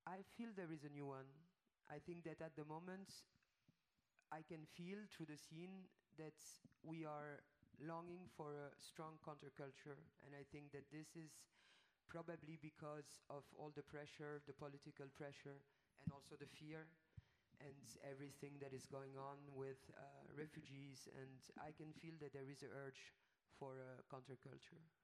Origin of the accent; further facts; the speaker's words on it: France; my mom is Swedish and my dad is Italian, and I was born in France in 74